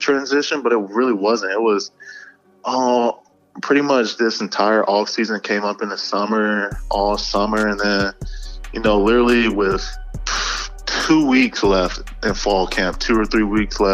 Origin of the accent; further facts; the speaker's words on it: Georgia, United States; moved away as an adult; we're both from Georgia